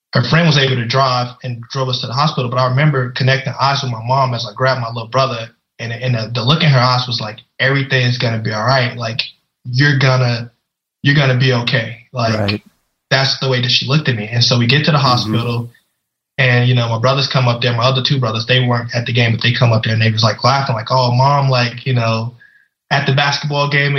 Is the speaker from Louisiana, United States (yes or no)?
yes; Louisiana, United States; I grew up in Louisiana. You know, we didn't have much.